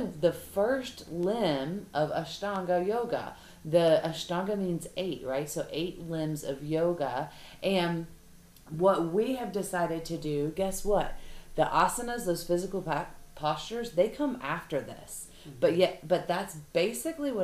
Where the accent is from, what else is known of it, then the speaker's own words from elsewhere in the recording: the South, United States; we're girls from the South